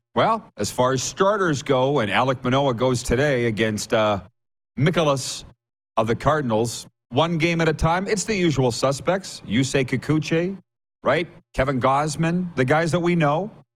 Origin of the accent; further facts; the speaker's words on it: Saskatchewan, Canada; I was on the farm with three channels